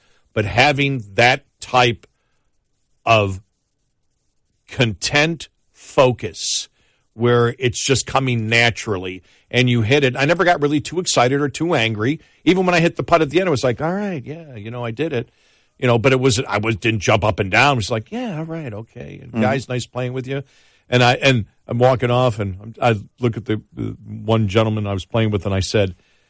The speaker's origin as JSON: {"language": "English", "town": "Buffalo", "region": "New York", "country": "United States", "moved": "yes", "said": "I'm from Buffalo. I mean, bowling's like the national pastime up there."}